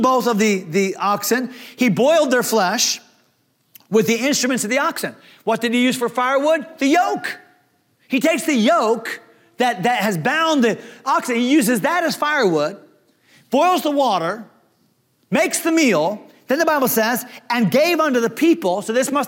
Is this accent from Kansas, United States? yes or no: no; Leechburg, Pennsylvania, United States; They named my town. Leechburg